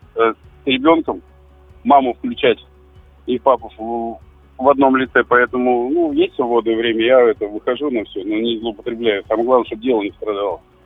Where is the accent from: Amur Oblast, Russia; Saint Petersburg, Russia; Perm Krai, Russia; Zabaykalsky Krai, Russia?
Perm Krai, Russia; Perm